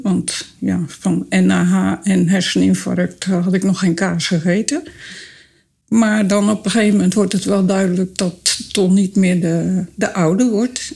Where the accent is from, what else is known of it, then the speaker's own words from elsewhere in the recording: Dordrecht, South Holland, Netherlands; Ik kom uit Dordrecht